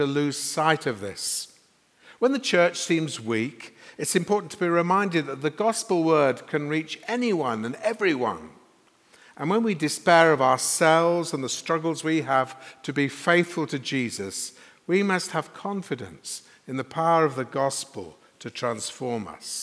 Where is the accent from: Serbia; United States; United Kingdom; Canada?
United Kingdom; Sheffield, Yorkshire and the Humber; moved away as an adult; also born or lived in London; now in Sheffield, United Kingdom; I was a minister in London for 30 years, but I grew up in Sheffield, so Christina and I have come back here